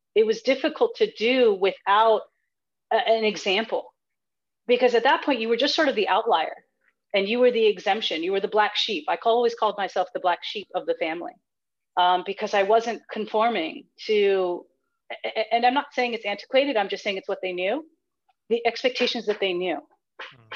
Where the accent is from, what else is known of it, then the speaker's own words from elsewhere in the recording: United States; I was born here in the United States. And and though we were here in the United States, I have grown up in a rather traditional household